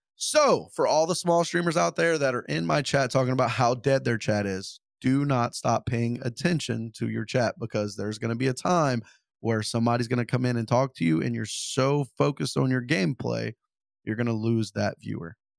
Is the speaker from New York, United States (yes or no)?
no; Louisiana, United States; I'm from Louisiana.